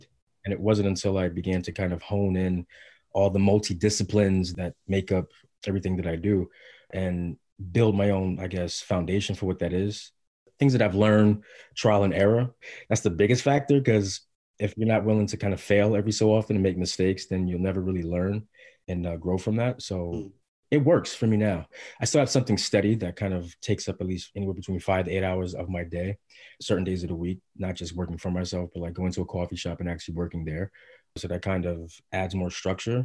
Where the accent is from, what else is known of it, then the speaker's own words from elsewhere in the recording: Bridgeport, Connecticut, United States; moved away as an adult; also born or lived in Mount Vernon, New York / Cincinnati, Ohio; now in Brooklyn, United States; I was born in Mount Vernon, New York, and moved to Cincinnati, Ohio with my mother and father and my sister when I was about three. My mother divorced, separated my father, and me and my sister went with my mother to Bridgeport, Connecticut. And that's where I was predominantly raised